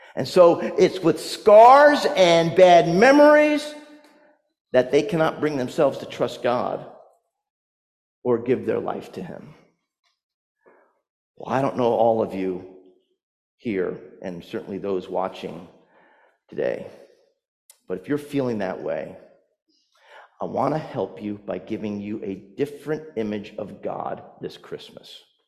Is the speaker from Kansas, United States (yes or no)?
no; New Jersey, United States; also born or lived in North Carolina; Like, I came from New Jersey, but if you remember, I lived in North Carolina for almost 20 years.